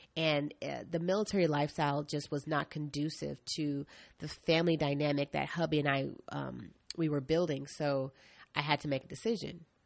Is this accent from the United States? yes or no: yes; East Coast, United States; now in Portland, United States; I'm from the East Coast